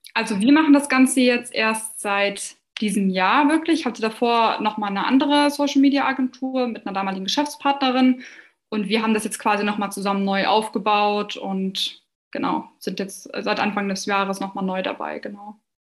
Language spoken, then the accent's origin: German; near Hanover, Lower Saxony, Germany; ich komme aus der Nähe von Hannover